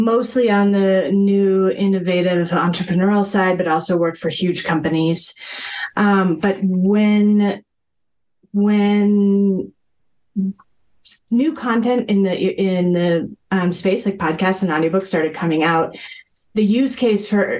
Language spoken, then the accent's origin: English; Boulder, Colorado, United States; moved away as an adult; I grew up in Boulder, Colorado